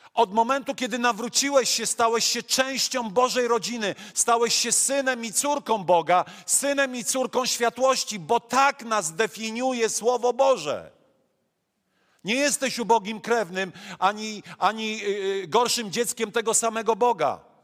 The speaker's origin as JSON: {"language": "Polish", "region": "Silesian Voivodeship", "country": "Poland", "tie": "born or raised there", "also_born_or_lived": "Masuria", "accent": "Silesian", "said": "urodziłem się na Mazurach, mieszkam na Śląsku i kiedy miałem półtorej roku, moi rodzice wyjechali na Śląsk"}